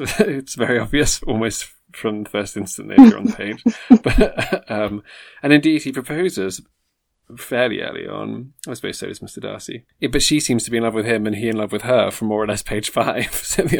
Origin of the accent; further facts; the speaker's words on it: South West England, United Kingdom; accent: West Country; Oh, no, that's my West Country accent. I can't do a Northern accent.